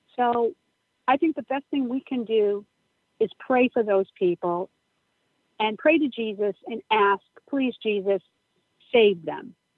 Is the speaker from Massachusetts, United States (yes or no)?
yes; Upton, Massachusetts, United States; St. Gabriel's Church in Upton, Massachusetts. It's um, my hometown